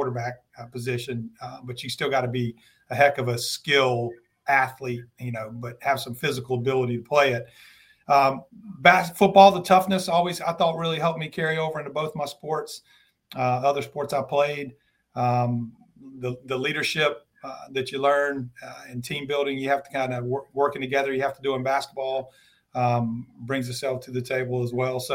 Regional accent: Kernersville, North Carolina, United States; I grew up in Kernersville and started playing basketball and baseball when I was six

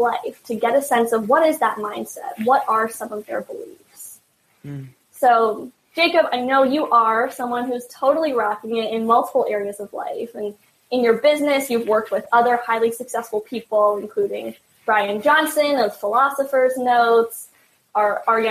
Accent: Canada; I'm Canadian, so I say like really long A's.

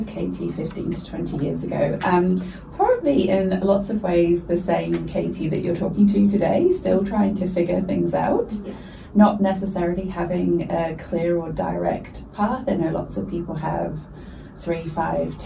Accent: United Kingdom; I went to school in the UK, if you can't tell from my accent

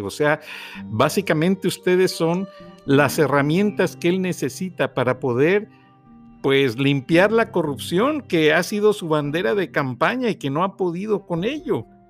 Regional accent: Mexico; como mexicano

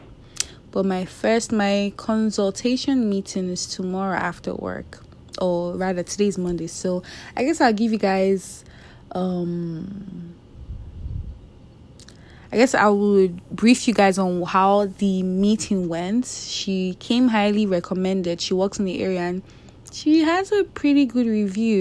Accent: Nigeria; I'm Nigerian

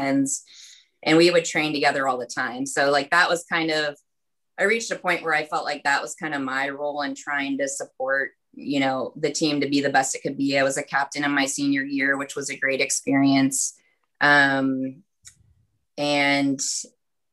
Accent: Pittsburgh, Pennsylvania, United States; moved away as an adult; also born or lived in West Lafayette, Indiana / Berkeley, California; now in Sacramento, United States; I grew up in Pittsburgh, Pennsylvania

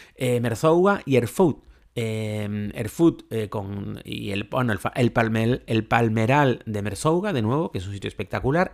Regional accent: Spain; somos españoles y portugueses

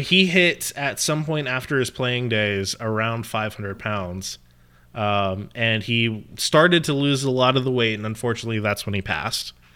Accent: Pittsburgh, Pennsylvania, United States; I was born in Pittsburgh

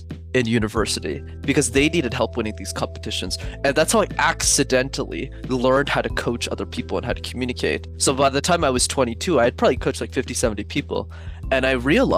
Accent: Montreal, Quebec, Canada; I grew up in Montreal

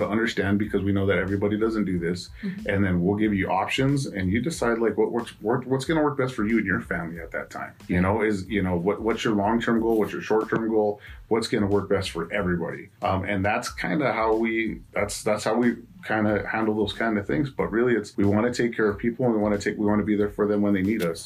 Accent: Albuquerque, New Mexico, United States; I grew up here in Albuquerque, New Mexico. I've lived here my entire life

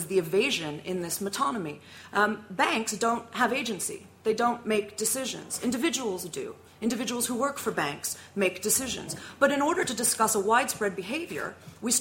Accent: United States; now in United Kingdom; As an American, I was taught, as all American school children are

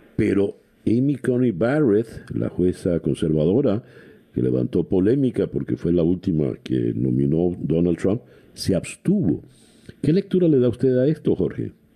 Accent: Venezuela; now in Miami, United States; como venezolano

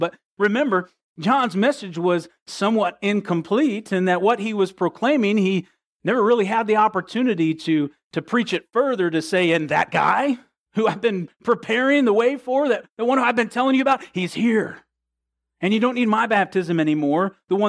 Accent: the North, United States; I'm from the North. I honked.

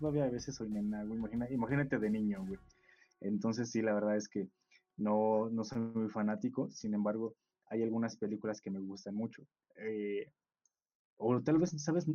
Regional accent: northern Mexico, Mexico; yo personalmente pues crecí en el norte del país

